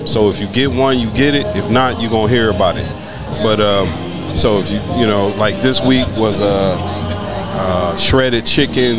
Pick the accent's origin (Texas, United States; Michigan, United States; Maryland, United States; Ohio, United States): Ohio, United States; Toledo; now in Harlingen, United States; I'm from Toledo, Ohio